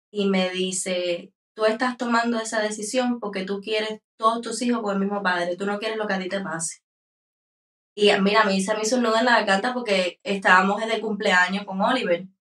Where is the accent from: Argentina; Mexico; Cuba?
Cuba; San Antonio de los Baños, Artemisa; Nosotros somos de San Antonio de los Baños, un pueblo en Habana Campo.